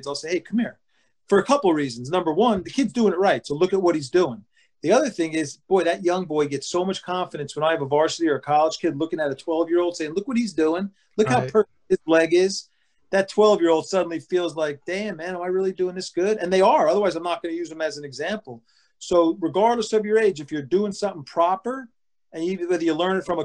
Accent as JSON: {"language": "English", "town": "Pine Beach", "region": "New Jersey", "country": "United States", "tie": "born or raised there", "said": "we grew up in Pine Beach, like you said, but it was Pine Beach post office. but it was Berkeley Township"}